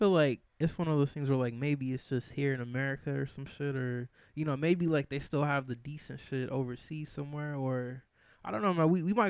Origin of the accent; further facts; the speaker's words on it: Grand Rapids, Michigan, United States; Originally, where I'm from Grand Rapids, Michigan.